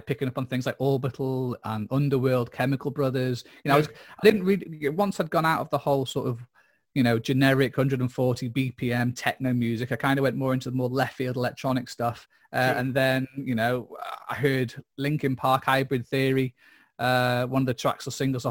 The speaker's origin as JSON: {"language": "English", "town": "Mold", "region": "Wales", "country": "United Kingdom", "tie": "born or raised there", "also_born_or_lived": "Wrexham", "said": "I grew up in Mould"}